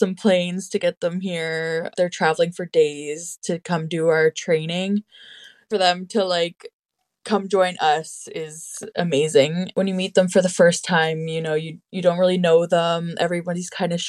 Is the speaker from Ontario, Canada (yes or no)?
yes; North Shore, Northern Ontario, Canada; I'm from the North Shore in Northern Ontario, specifically Garden River and Mississauga First Nation.